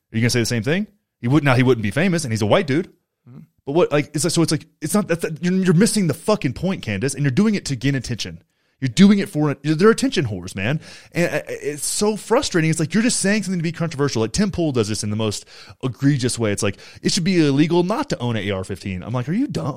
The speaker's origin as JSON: {"language": "English", "town": "Graham", "region": "Texas", "country": "United States", "tie": "born or raised there", "moved": "yes", "said": "my hometown, Graham, Texas"}